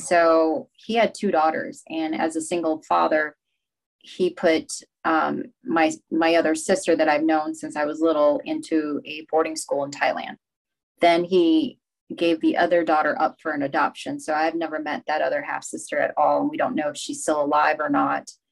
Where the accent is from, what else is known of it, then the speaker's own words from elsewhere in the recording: Rochester, Minnesota, United States; also born or lived in Laos; I started out in Rochester, Minnesota